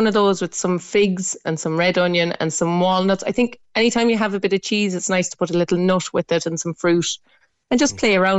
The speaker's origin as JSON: {"language": "English", "country": "Ireland", "said": "we are Irish."}